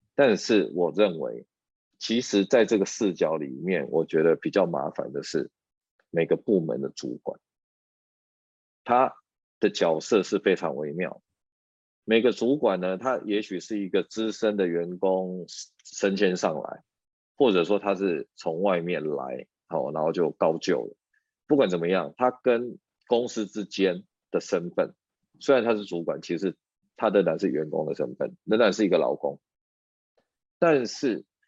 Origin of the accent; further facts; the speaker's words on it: Taiwan; 我们台湾人